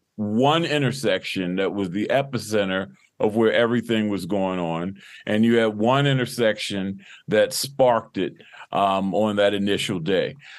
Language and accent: English; Baltimore, Maryland, United States; born and raised in Baltimore, you know, went to Baltimore City Public Schools